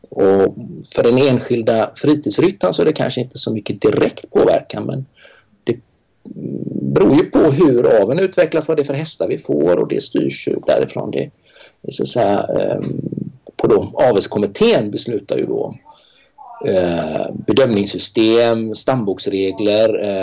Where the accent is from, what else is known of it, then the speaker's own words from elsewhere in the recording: Sweden; Eh, jag är ensam svensk där.